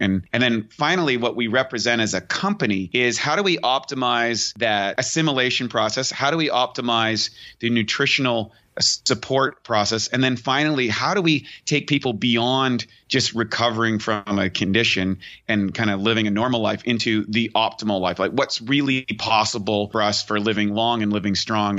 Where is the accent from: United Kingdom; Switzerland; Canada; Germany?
Canada; a kid growing up in Canada